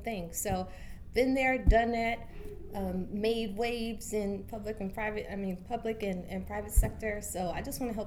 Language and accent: English; Ohio, United States; moved away as an adult; now in Baltimore, United States; I'm actually from Ohio, OH